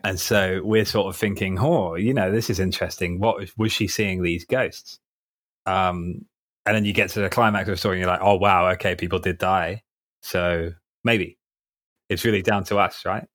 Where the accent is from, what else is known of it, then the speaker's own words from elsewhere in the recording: Surrey, South East England, United Kingdom; accent: posh; moved away as an adult; also born or lived in Ipswich; now in London, United Kingdom; I was born in Ipswich and grew up in Surrey, hence the sort of posh boy accent.